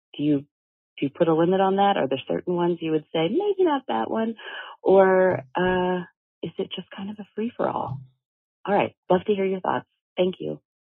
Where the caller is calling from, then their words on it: Birmingham, Alabama, United States; I am calling from Birmingham, Alabama